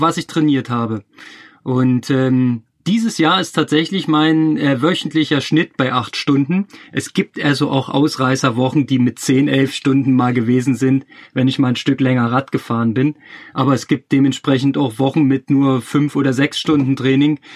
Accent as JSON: {"language": "German", "region": "Berlin", "country": "Germany", "also_born_or_lived": "Chemnitz", "moved": "as an adult", "said": "als Berliner"}